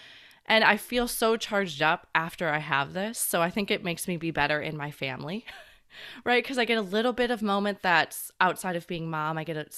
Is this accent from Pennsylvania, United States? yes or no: no; Flat, Illinois, United States; which growing up in Flat, Illinois was not a...